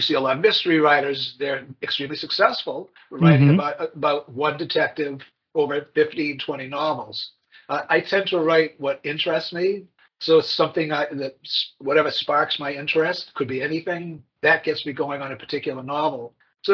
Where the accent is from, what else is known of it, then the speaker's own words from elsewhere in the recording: Portland, Maine, United States; moved away as an adult; now in Massachusetts, United States; I was born in Portland, Maine, and grew up there, went to school at Bowdoin College, then drifted down to Massachusetts, where I've been living ever